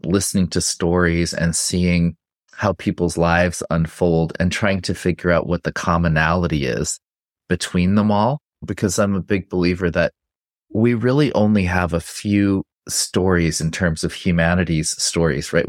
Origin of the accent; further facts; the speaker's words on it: Santa Fe, New Mexico, United States; I grew up in Santa Fe, New Mexico